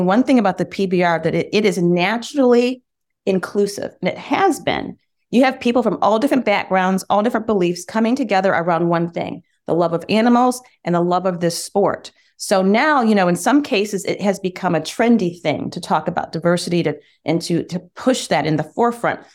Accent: Michigan, United States; We, we grew up in Michigan, and summers were spent on my grandfather's farm

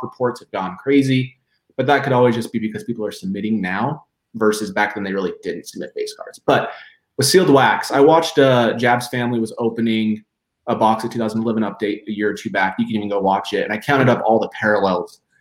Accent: Idaho, United States; now in Utah, United States; I grew up in Idaho

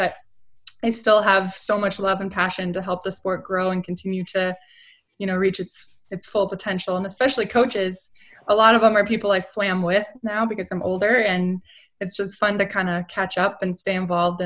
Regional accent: Long Beach, California, United States; my hometown of Long Beach, and I was the only qualifier to live in Long Beach

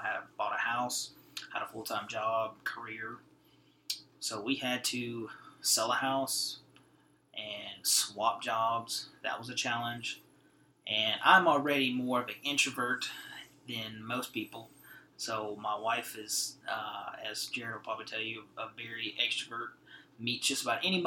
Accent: Cajun country, Louisiana, United States; moved away as an adult; now in Fort Worth, United States; we're from Cajun country

